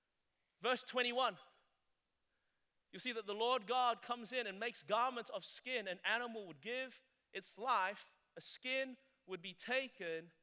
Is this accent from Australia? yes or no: yes; Australia; moved away as an adult; now in South Carolina, United States; I'm Australian